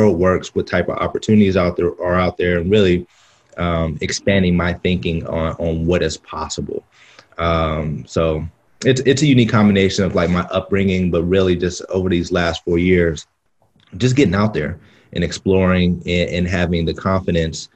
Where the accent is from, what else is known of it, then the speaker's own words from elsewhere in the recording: Pittsburgh, Pennsylvania, United States; I'm from Pittsburgh, Pennsylvania, you know, a small Midwestern city.